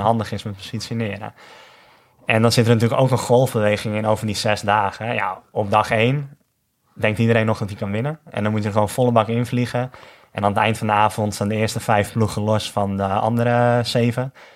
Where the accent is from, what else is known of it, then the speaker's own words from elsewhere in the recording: North Holland, Netherlands; als Noord-Hollander